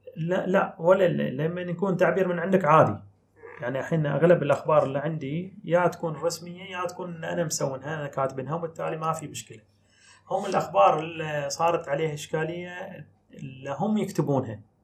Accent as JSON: {"language": "Arabic", "country": "Bahrain", "said": "احنا عندنا في البحرين"}